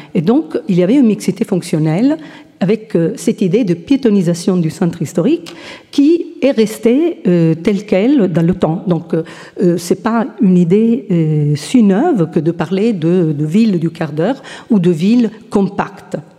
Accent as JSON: {"language": "French", "country": "Italy", "said": "je suis italienne"}